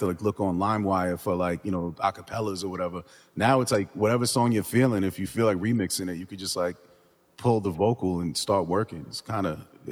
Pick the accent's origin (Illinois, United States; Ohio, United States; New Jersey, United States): New Jersey, United States; growing up in Jersey